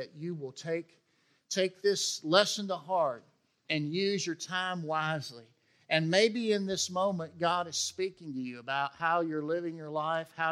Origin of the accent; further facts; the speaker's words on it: West Tennessee, United States; I grew up in West Tennessee